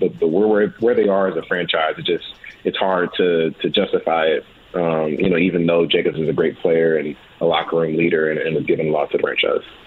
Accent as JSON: {"language": "English", "town": "St. Louis", "region": "Missouri", "country": "United States", "moved": "yes", "lives_now": "Las Vegas, United States", "said": "I'm from St. Louis, man."}